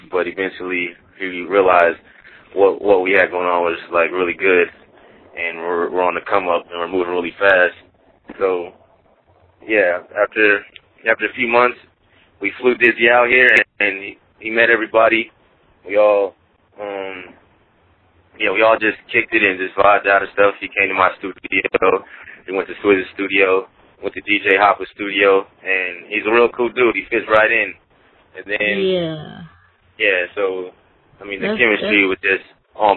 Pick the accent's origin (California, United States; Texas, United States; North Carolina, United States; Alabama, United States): California, United States; Los Angeles; I'm from Los Angeles, California